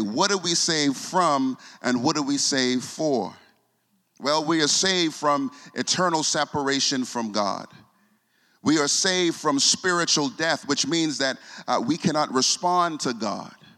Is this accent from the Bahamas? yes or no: yes; Bahamas; I'm from the Bahamas